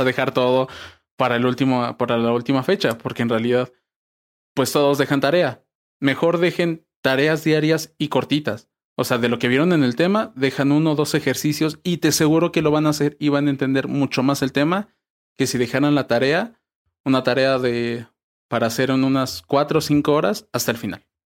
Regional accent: Pachuca, Hidalgo, Mexico; soy de Pachuca

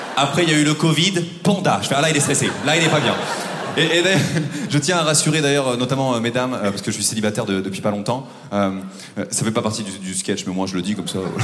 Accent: Normandy, France; moved away; also born or lived in Paris; je viens de Normandie

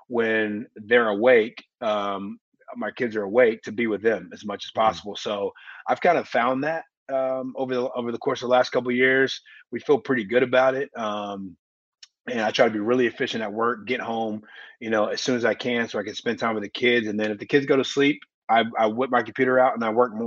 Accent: Indianapolis, Indiana, United States; I was born in Indy. My mom grew up here in Indianapolis. My whole family's here. I went to college here.

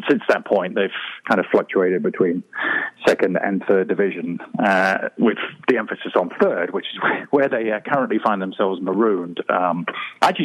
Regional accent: Marlborough, South West England, United Kingdom; I grew up in the West Country of England, a small town called Marlborough

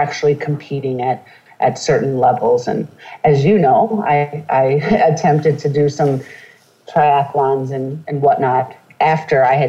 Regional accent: New York City, New York, United States; we grew up predominantly in New York City, where my parents are from

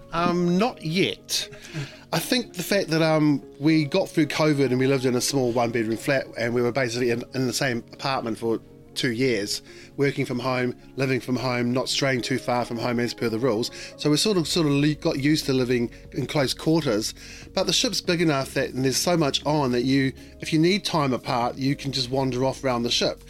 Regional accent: Auckland, New Zealand; now in London, United Kingdom; I'm going to be sailing past Devonport where I was where I was born and raised

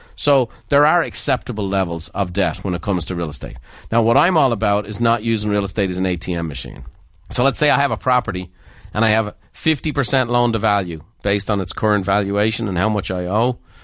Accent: Ireland; I'm Irish

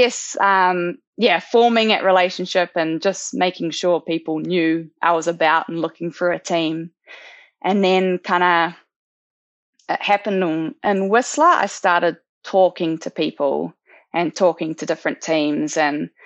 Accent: New Zealand; born or raised there

